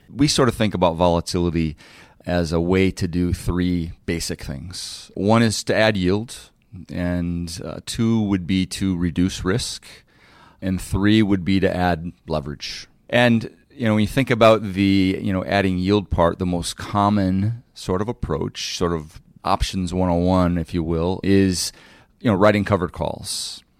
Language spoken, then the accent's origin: English; Detroit, Michigan, United States; moved away as an adult; also born or lived in New York; Growing up in Detroit, I was a third generation G M guy, person